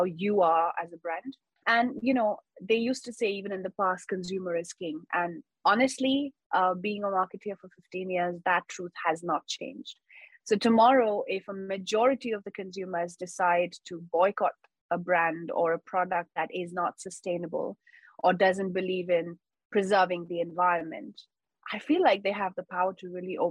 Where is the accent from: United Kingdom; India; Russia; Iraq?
India; Mumbai, Maharashtra; I've been born and brought up in Mumbai, India. So all of my school, college, undergrad was very much in Mumbai.